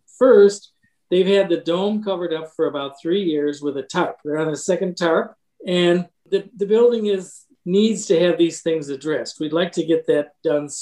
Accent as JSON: {"language": "English", "region": "Michigan", "country": "United States", "also_born_or_lived": "Chicago", "moved": "yes", "lives_now": "Lake Forest, United States", "said": "originally from Michigan and the city, but have lived in Lake Forest for almost a half century"}